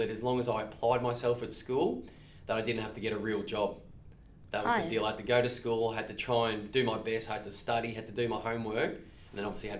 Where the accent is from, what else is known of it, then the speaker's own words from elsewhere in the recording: Bendigo, Victoria, Australia; also born or lived in Melbourne; So I was born in Melbourne. Mum and Dad are from Melbourne. My father is in agriculture. So I grew up in Bendigo, where I spent pretty much 17 years.